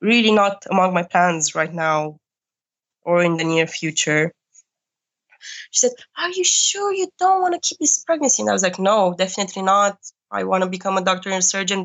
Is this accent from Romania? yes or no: yes; Romania; born or raised there; moved away as an adult; now in Germany